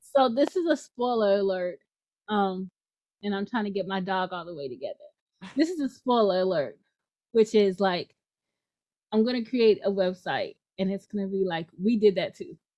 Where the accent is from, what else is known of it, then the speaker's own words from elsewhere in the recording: New York City, New York, United States; moved away; also born or lived in Louisiana; I grew up in the Bronx